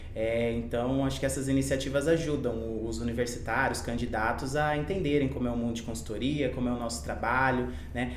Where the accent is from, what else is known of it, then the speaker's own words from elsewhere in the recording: Campo Grande, Mato Grosso do Sul, Brazil; eu nasci em Campo Grande, em Mato Grosso do Sul